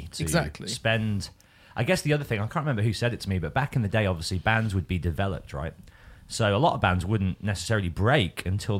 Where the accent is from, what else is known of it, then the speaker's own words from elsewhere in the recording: Birmingham, West Midlands, United Kingdom; now in London, United Kingdom; I'm from Birmingham and Kerrang was based in Birmingham, so I could live at home with my mum, free of rent.